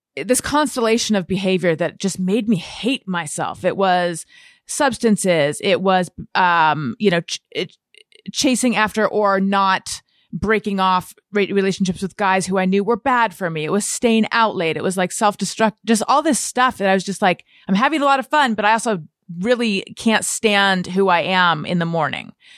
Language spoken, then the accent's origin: English; Corona del Mar, California, United States; also born or lived in Costa Mesa; I'm from a little further down south, Corona del Mar, and then I went away to college, and then I came back and lived in Costa Mesa.